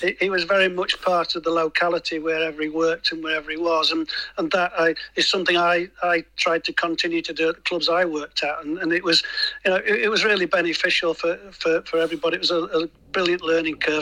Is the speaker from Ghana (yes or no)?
no; Lincoln, East Midlands, United Kingdom; I'm a Lincoln boy, so I'm from Lincoln